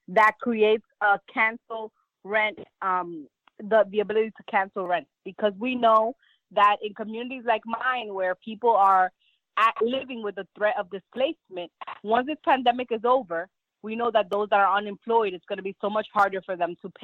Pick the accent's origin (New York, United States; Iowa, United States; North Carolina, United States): New York, United States; New York City; also born or lived in Dominican Republic; Growing up here in Inwood, Washington Heights, my family faced eviction or the threat of eviction as I was growing up